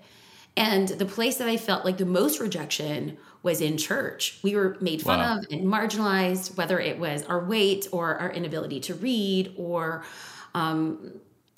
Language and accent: English; California, United States; we're from California